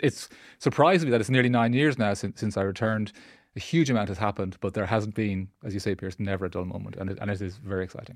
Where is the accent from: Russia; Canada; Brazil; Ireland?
Ireland; Dublin, Leinster; moved away as an adult; also born or lived in London / Aberystwyth / Brussels / Washington; I grew up in Dublin, did my education and training he-, he-, here, here in Dublin